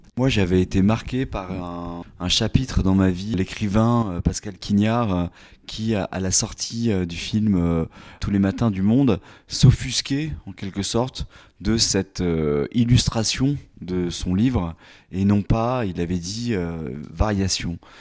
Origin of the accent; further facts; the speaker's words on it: Limoges, Nouvelle-Aquitaine, France; moved away as an adult; also born or lived in Paris; je suis originaire du Limousin